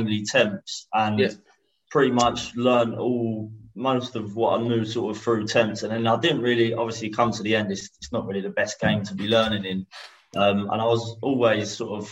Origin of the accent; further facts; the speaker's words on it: Hornchurch, London, United Kingdom; I'm from Hornchurch. Near Romford in Essex.